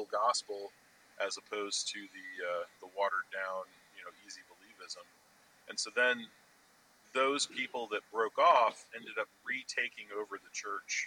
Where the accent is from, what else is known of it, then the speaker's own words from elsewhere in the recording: Chicago, Illinois, United States; also born or lived in Libertyville, Illinois; I grew up in Chicago, and then later on, my family moved to the burbs up in Libertyville